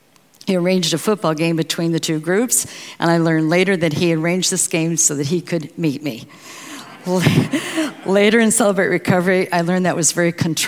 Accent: St. Louis, Missouri, United States; born there; I was born in St. Louis, Missouri, to an Air Force sergeant and a mom who had suffered from polio as a child.

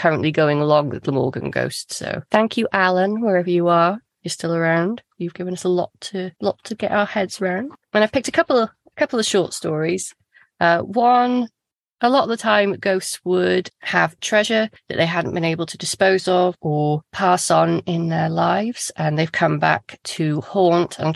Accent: Wales, United Kingdom; as a Welsh person

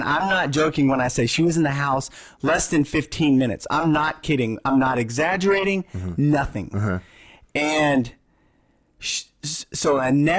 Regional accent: Texas, United States; moved away; I was from Texas

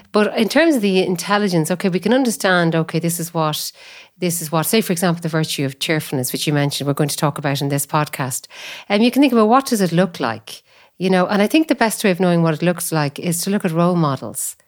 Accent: Athlone, Leinster, Ireland; moved away; also born or lived in Cork; I was born in Athlone, I work in Cork.

